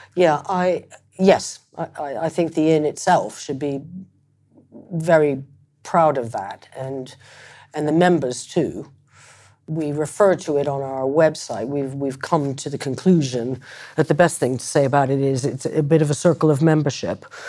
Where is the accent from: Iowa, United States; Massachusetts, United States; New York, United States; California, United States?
Massachusetts, United States; Concord; moved away; also born or lived in Ireland; I was adopted from Ireland by, uh, American parents and, um, uh, grew up in Concord, Massachusetts